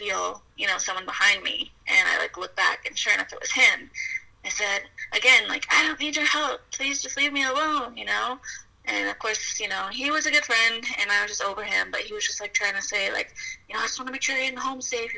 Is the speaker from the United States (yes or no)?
yes; Colorado Springs, Colorado, United States; Colorado Springs, Colorado